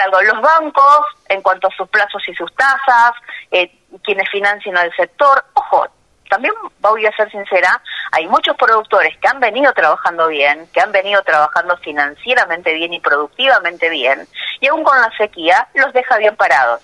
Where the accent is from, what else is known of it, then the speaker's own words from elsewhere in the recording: Bigand, Santa Fe, Argentina; moved away; nací en Vigán